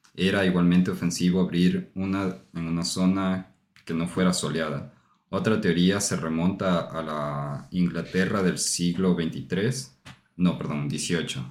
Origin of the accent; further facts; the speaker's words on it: Ecuador; moved away; nosotros venimos de Ecuador